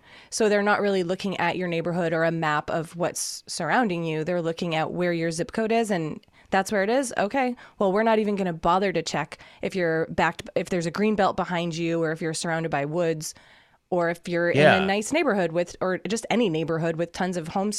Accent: East Coast, United States; I know what I'm from the East Coast.

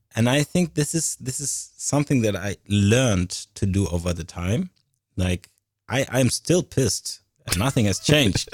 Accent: Paris, Île-de-France, France; I was born in Paris, France, and was a Catholic

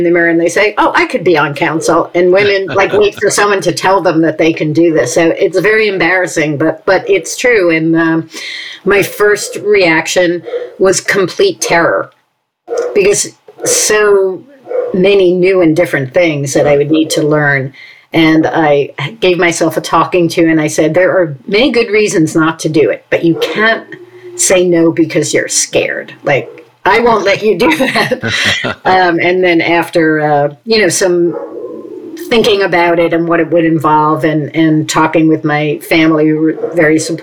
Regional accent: New York City, New York, United States; moved away as an adult; now in Princeton, United States; I grew up in New York City and, you know, lived there my entire childhood on the Upper West Side of Manhattan.

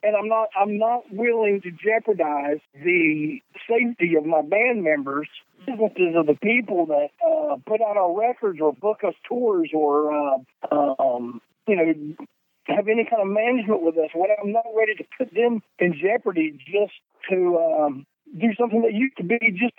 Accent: the South, United States; for us, it basically meant we're from the South and we're proud of it.

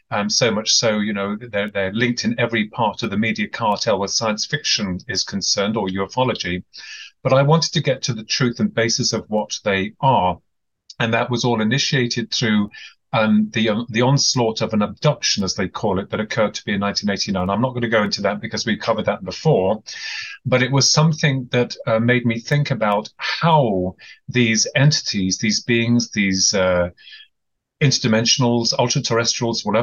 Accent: England, United Kingdom; um, I'm from England

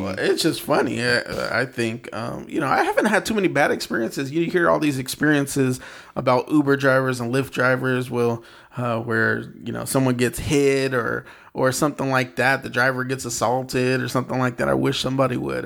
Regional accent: San Bernardino, California, United States; also born or lived in Texas; now in Los Angeles, United States; I grew up in San Bernardino. I grew up

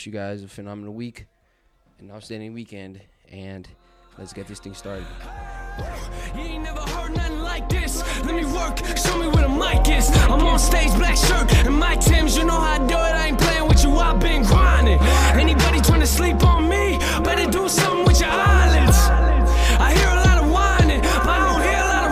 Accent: Bridgeport, Connecticut, United States; I'm from Bridgeport

